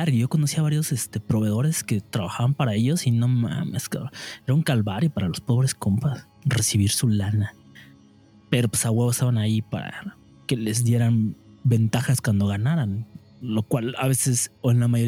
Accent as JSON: {"language": "Spanish", "country": "Mexico", "said": "qué verga hice como ciudadano mexicano y ya valió verga"}